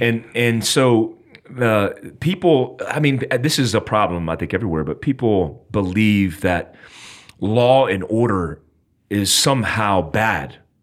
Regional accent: United States; I'm an American, I'm in America

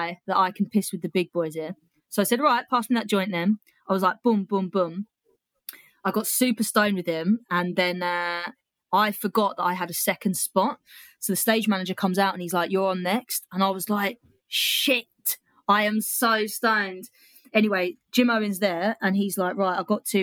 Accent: United Kingdom; being a Brit in Australia

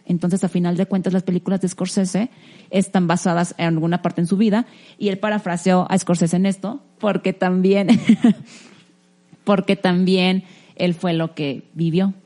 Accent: Mexico; uno como mexicano

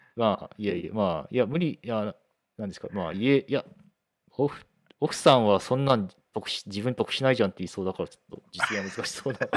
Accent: Toyohashi, Aichi, Japan; now in Fukuoka, Japan; 私のまあ豊橋の、うん、まあ、豊橋技科大がある豊橋の出身なんで、まあ、実家もそこ

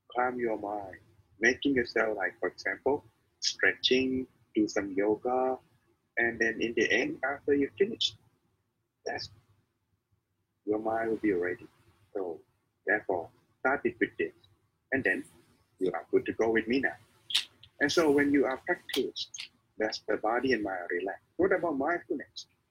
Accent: Thailand; I am the monk from Thailand

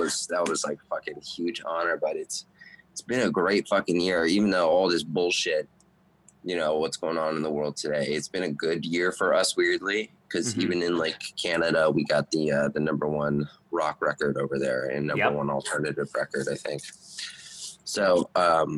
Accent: Las Vegas, Nevada, United States; also born or lived in Toronto; So I grew up in Vegas pretty much my whole life

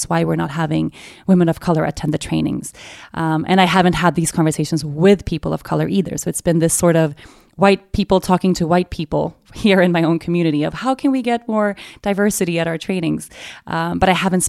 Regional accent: Stockholm, Stockholm County, Sweden; born and raised in Sweden

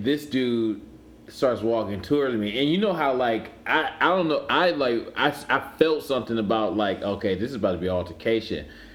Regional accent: Cleveland, Ohio, United States; I'm from Cleveland

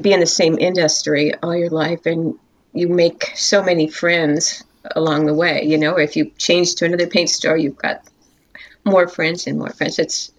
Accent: Los Angeles, California, United States; I was born in Los Angeles, California. I'm a native Californian. Queen of Angels Hospital.

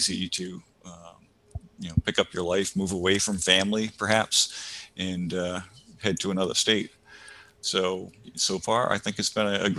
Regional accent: Rhode Island, United States; moved away as an adult; also born or lived in Ithaca, New York; now in New Hampshire, United States; I grew up in Rhode Island, moved to New York for a little bit.

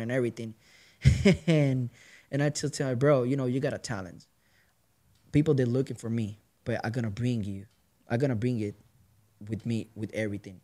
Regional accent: Puerto Rico; moved away as an adult; now in Kent, United States; I'm from straight from Puerto Rico. Uh, like I'm moving here in 2014

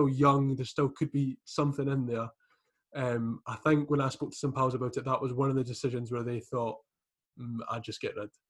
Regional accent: Scotland, United Kingdom; I'm from Midlothian, I've got plenty of Hearts supporting pals.

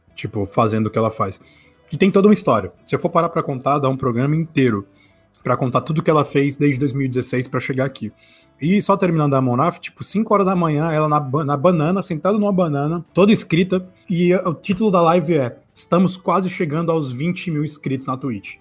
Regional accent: Brazil; Sou brasileiro, eu falo desse jeito.

